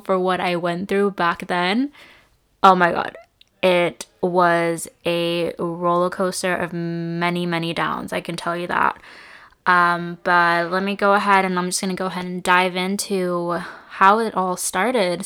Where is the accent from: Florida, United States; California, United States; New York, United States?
California, United States; Santa Rosa area; The Tubbs fire wiped out a lot of homes and businesses in my hometown